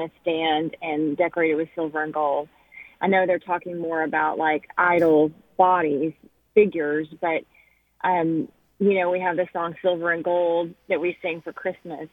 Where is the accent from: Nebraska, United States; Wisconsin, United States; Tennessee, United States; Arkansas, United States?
Tennessee, United States; Memphis; I'm from Memphis, Tennessee